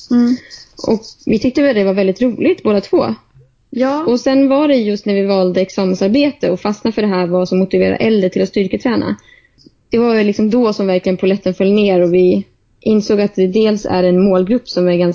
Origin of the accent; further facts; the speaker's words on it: Delsbo, Gävleborg County, Sweden; born or raised there; moved away as an adult; now in Stockholm, Sweden